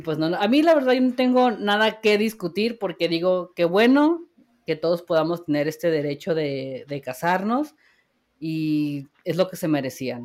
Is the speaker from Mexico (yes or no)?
yes; Mexico; como buenos mexicanos que somos